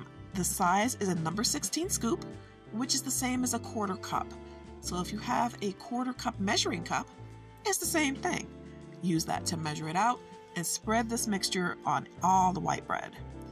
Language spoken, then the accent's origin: English; Midwest of the United States, United States; I am from the Midwest of the United States